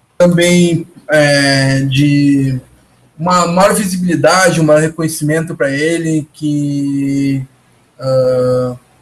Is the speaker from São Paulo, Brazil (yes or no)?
no; Porto Alegre, Rio Grande do Sul, Brazil; Eu, eu que sou de Porto Alegre